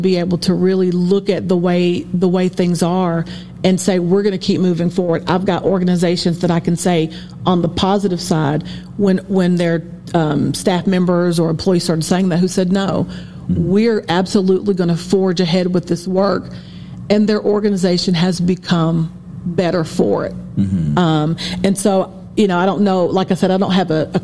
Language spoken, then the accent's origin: English; Appalachia, United States; I'm from Appalachia, so I know what it means to be a woman of color, but I also know what it means to be poor Appalachian